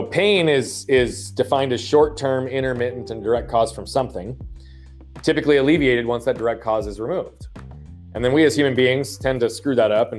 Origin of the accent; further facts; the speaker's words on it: Phoenix, Arizona, United States; also born or lived in Australia / England; I am from Phoenix, Arizona